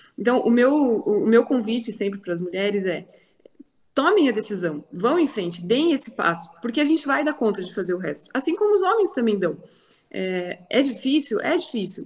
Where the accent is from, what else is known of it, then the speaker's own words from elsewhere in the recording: interior of Paraná, Brazil; moved away as an adult; now in Curitiba, Brazil; sou do interior do Paraná, moro aqui em Curitiba desde 2002